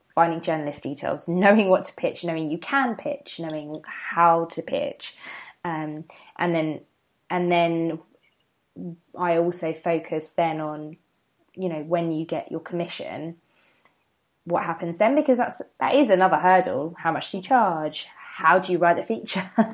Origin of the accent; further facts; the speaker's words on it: the seaside in Kent, South East England, United Kingdom; moved away as an adult; also born or lived in London; I'm from um, the seaside um, in Kent.